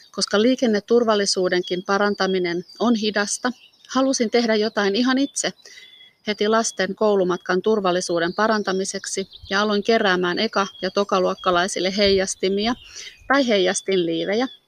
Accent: Helsinki, Uusimaa, Finland; also born or lived in Vantaa; now in Lohja, Finland; Olen syntynyt Vantaalla ja lapsuuteni asunut eri puolilla Helsinkiä, pääkaupunkiseutua ja Uuttamaat. Perheemme muutti usein ja koulut vaihtuivat kahden vuoden välein.

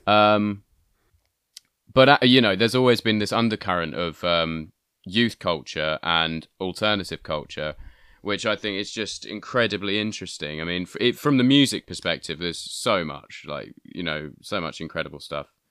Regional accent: Bury St Edmunds, East of England, United Kingdom; I'm from Bury Saint Edmunds

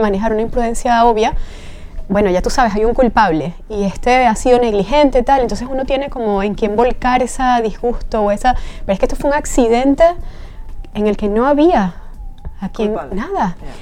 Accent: Caracas, Capital District, Venezuela; moved away as an adult; now in Spain; soy de Venezuela, nací en Caracas

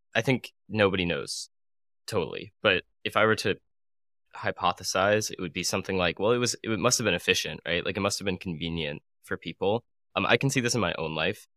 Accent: Arizona, United States; moved away as an adult; also born or lived in San Francisco; now in New York, United States; I moved to San Francisco and then I moved to New York from Arizona, which is my hometown

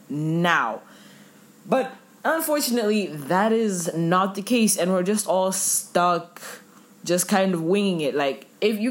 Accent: Ethiopia; moved away as an adult; also born or lived in Zambia; now in Malaysia; Zambian citizen raised in Ethiopia

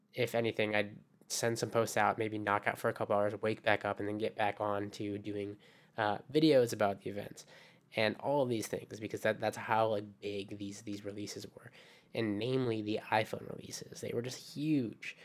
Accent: Japan; also born or lived in Philippines; Japan, which is my home

